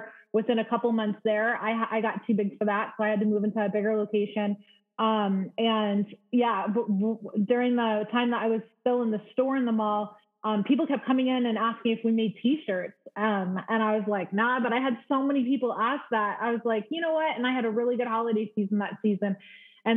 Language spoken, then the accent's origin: English; Las Vegas, Nevada, United States; also born or lived in Detroit, Michigan; In Vegas. I mean, I was born in Detroit, but I grew up in Vegas